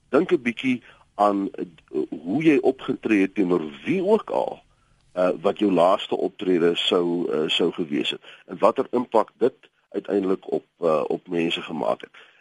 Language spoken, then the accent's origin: Afrikaans; South Africa; ons as Afrikaners het 'n sekere erfenis